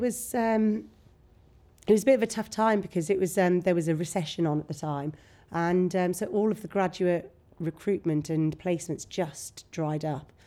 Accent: Bromyard, West Midlands, United Kingdom; moved away as an adult; also born or lived in Nottingham; now in Worcester, United Kingdom; come from a huge family in Bromyard. Right. Um, so I just went to school with my cousins

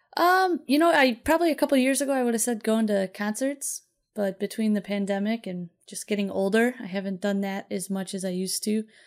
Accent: Chicago, Illinois, United States; we're from Chicago

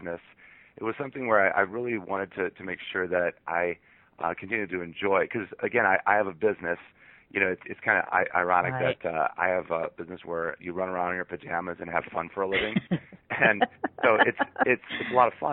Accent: Monroe, Michigan, United States; moved away as an adult; now in Seattle, United States; I'm originally from Monroe, Michigan, and I live in Seattle, Washington now

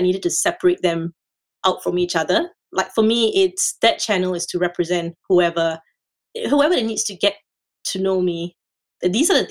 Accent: Singapore; moved away as an adult; now in Australia; I'm from Singapore

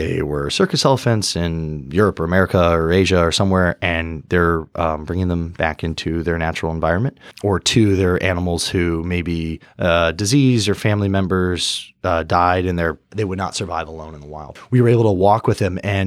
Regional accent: Laguna Beach, California, United States; moved away; also born or lived in Germany / Arizona; I'm originally from Southern California, Laguna Beach specifically

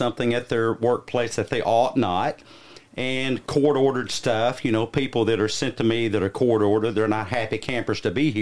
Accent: the South, United States; I am from the South, so I'm one of you

